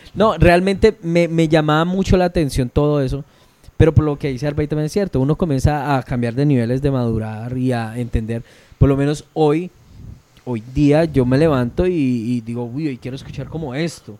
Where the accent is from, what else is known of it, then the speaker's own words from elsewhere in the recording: Llanos Orientales, Colombia; Yo soy llanero